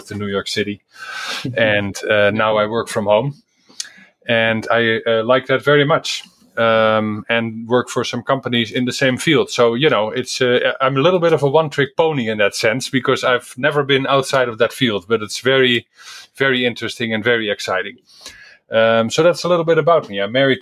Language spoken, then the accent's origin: English; Netherlands; moved away; I am originally from the Netherlands